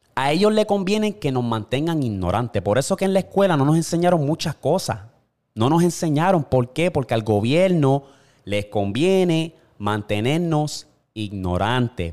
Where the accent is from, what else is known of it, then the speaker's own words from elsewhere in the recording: Puerto Rico; yo me crié en Puerto Rico